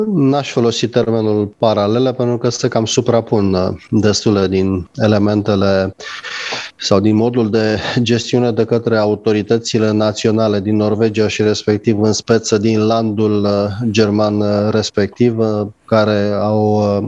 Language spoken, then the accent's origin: Romanian; Romania; ca român